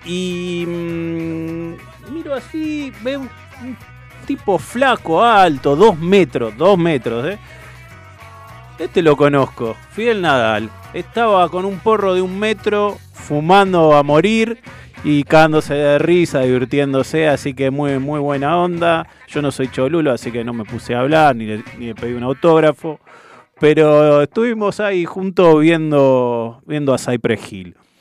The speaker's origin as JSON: {"language": "Spanish", "town": "Hurlingham", "region": "Buenos Aires Province", "country": "Argentina", "said": "los que somos de Hurlingham, de esos pagos"}